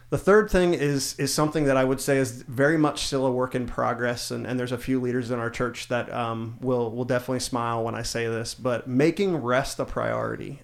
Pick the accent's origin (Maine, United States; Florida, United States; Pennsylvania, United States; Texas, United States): Pennsylvania, United States; South Central; I grew up in South Central Pennsylvania